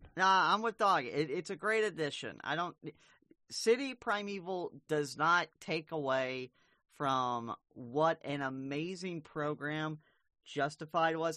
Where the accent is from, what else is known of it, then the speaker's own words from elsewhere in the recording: Arkansas, United States; I'm from Arkansas